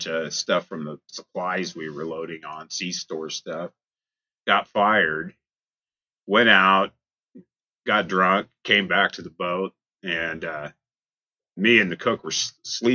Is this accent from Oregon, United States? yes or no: yes; Astoria, Oregon, United States; also born or lived in Tillamook, Oregon; I was born in Tillamook, Oregon. My family's from Astoria